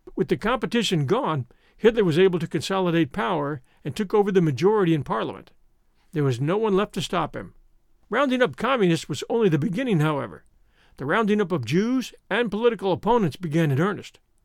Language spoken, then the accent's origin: English; United States; We Americans